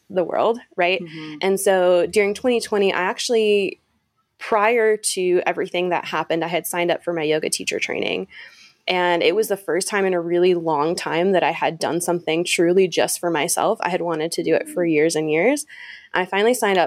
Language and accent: English; Michigan, United States; now in Utah, United States; I'm actually originally from Michigan. I live in Utah now, but originally one of those Midwesterners